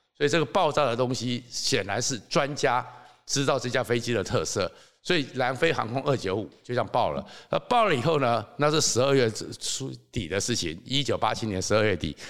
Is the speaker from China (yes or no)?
no; Taiwan; 我们台湾人